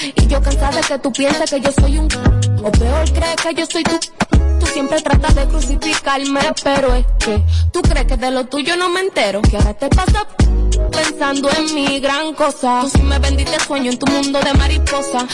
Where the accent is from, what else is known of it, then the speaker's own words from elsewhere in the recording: Dominican Republic; aquí somos dominicanos